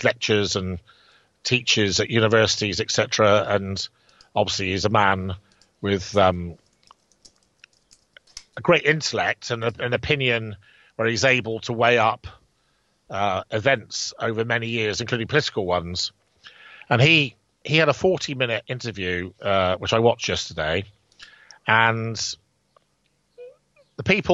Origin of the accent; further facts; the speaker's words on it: England, United Kingdom; we're English